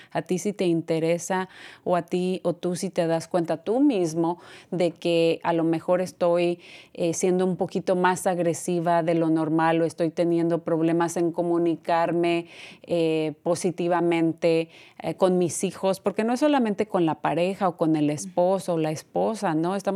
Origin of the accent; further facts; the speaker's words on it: Mexico; maltratada porque soy mexicana, porque soy latina, no es aceptable.